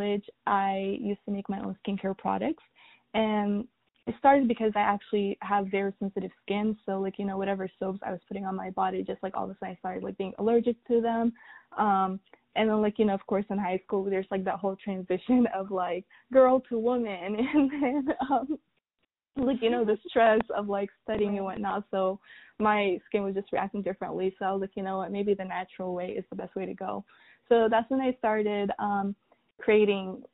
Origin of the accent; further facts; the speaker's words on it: North Carolina, United States; also born or lived in Sudan; raised in America, same city, same state for like the past 16 years